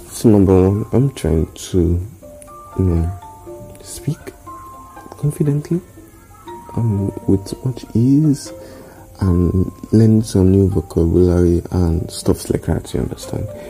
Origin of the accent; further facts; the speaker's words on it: Nigeria; I'm an Nigerian